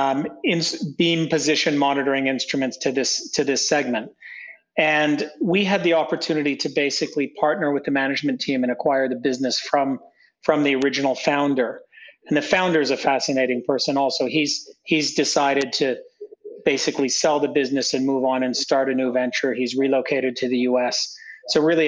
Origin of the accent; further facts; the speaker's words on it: near Toronto, Ontario, Canada; moved away as an adult; also born or lived in Prague, Czech Republic; now in Central and Eastern Europe; I'm not from the region. I'm Canadian. So I grew up in Canada near Toronto, suburb of Toronto, and then moved to Europe for graduate school